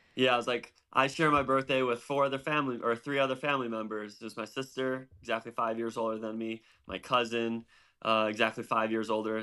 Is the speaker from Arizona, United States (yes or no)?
no; DeKalb, Illinois, United States; I grew up in a town called DeKalb. It's an hour straight west um, on 88 outside of Chicago.